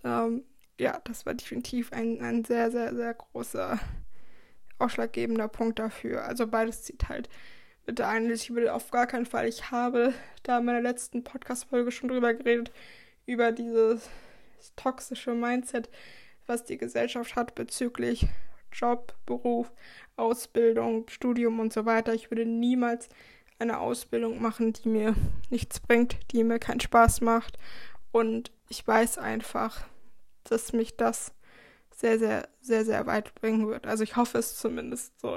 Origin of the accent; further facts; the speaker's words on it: Schleswig-Holstein, Germany; moved away as an adult; also born or lived in Baden-Württemberg; ich komme aus Schleswig-Holstein, also aus dem Bundesland ganz, ganz weit oben in der Nähe von Hamburg.